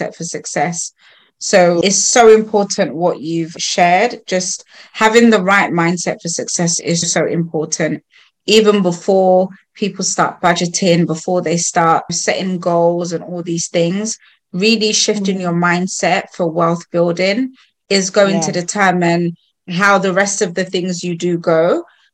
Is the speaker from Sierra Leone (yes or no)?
yes; Sierra Leone; I'm from Sierra Leone and we speak Creole, but it sounds like patois